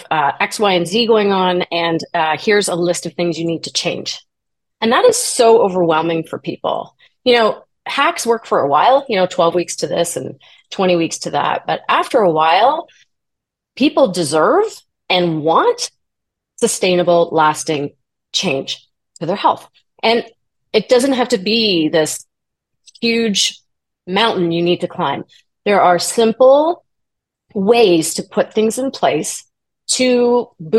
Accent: Toronto, Ontario, Canada; I am from Toronto, Canada.

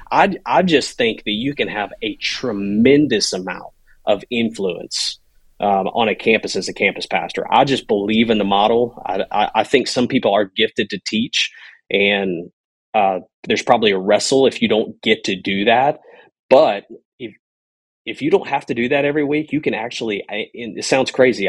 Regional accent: Louisiana, United States; moved away; I grew up in Louisiana, uh, on a bayou, Red Chute Bayou

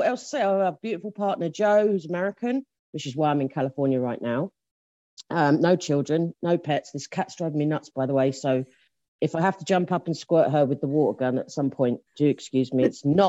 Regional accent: England, United Kingdom; I'm English, if you can't tell.

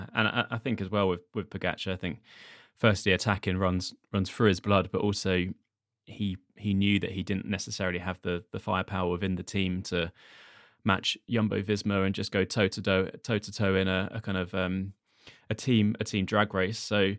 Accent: United Kingdom; partly as a Brit

